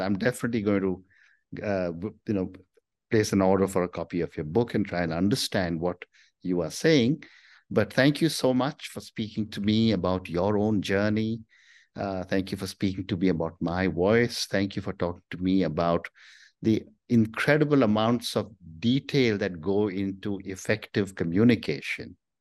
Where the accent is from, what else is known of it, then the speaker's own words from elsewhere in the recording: India; I'm from India